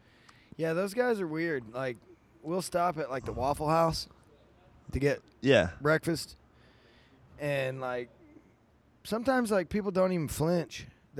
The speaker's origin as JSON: {"language": "English", "region": "Kentucky", "country": "United States", "said": "I'm from Kentucky."}